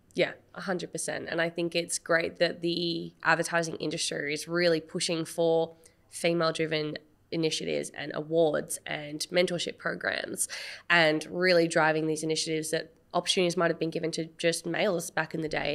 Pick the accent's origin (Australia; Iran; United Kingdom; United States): Australia; I am very proud of my identity of being Asian Australian and my heritage and being first generation of my family